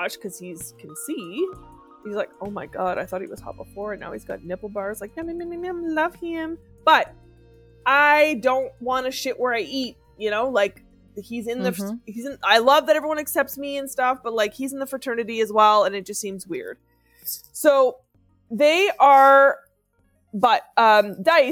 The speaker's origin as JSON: {"language": "English", "country": "Canada", "said": "as a Canadian"}